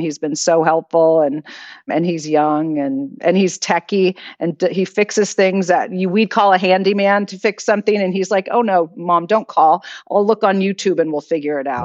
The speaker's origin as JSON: {"language": "English", "town": "Piedmont", "region": "California", "country": "United States", "tie": "born or raised there", "also_born_or_lived": "Los Angeles", "said": "I grew up in Piedmont all my life"}